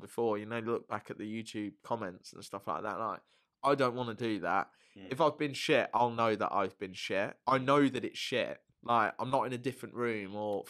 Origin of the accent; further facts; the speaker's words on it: Welsh, Wales, United Kingdom; I am Welsh.